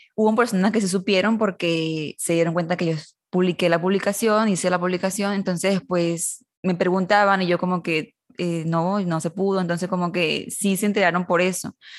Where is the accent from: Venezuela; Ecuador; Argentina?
Venezuela; now in Monterrey, Mexico; yo soy de Caracas, bueno, no de la, cerca de la capital de Caracas, de Venezuela